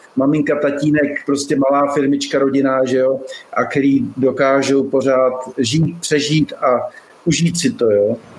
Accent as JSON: {"language": "Czech", "region": "Liberec Region", "country": "Czechia", "tie": "born or raised there", "moved": "as an adult", "lives_now": "Tucson, United States", "said": "narodil jsem se v Českém ráji"}